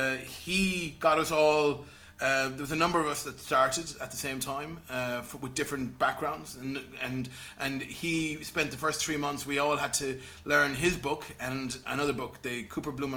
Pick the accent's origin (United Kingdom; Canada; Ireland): Ireland; Castlerea, Connacht; also born or lived in Galway; I'm from Castlerea in Roscommon.